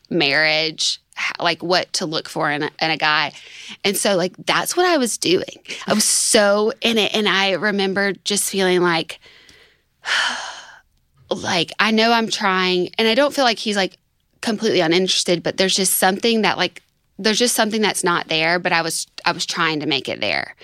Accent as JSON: {"language": "English", "town": "Tuscaloosa", "region": "Alabama", "country": "United States", "said": "I'm from Tuscaloosa"}